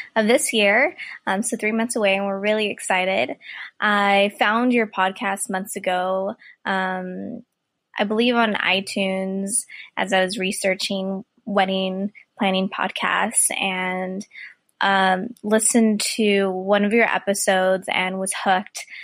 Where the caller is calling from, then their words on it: California, United States; I am calling from California